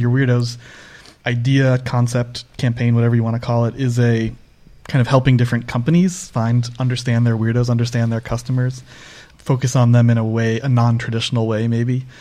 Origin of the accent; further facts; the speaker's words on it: Northeast U.S., United States; I grew up in the Northeast U.S.